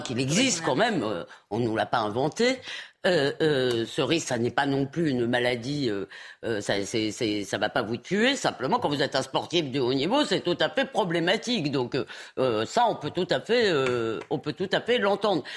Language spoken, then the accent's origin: French; France; en tant que Française